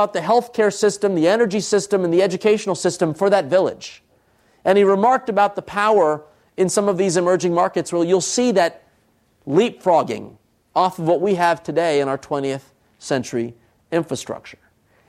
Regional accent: Trenton, New Jersey, United States; born there; I, of course, you could tell from my name … my parents come from India. I was born in Trenton, New Jersey.

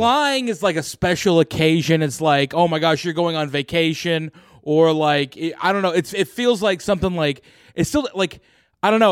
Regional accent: Oklahoma, United States; when I, when I grew up in Oklahoma

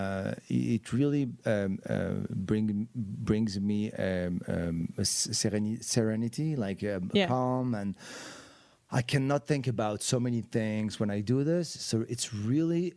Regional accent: Morocco; now in United States; I grew up in Morocco.

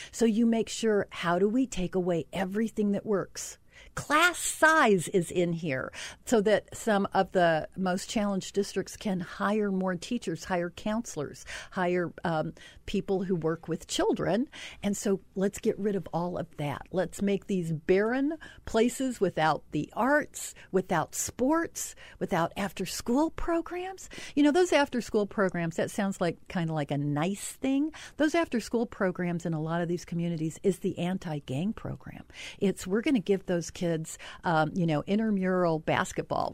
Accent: Utah, United States; I'm from Utah.

